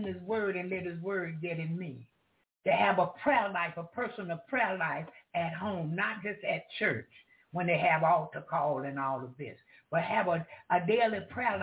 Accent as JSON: {"language": "English", "town": "Jacksonville", "region": "Florida", "country": "United States", "said": "I'm from Duval County"}